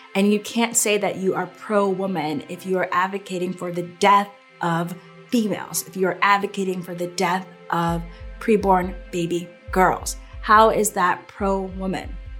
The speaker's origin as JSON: {"language": "English", "region": "Connecticut", "country": "United States", "tie": "born or raised there", "said": "I grew up in Connecticut and it's a very pro-choice state."}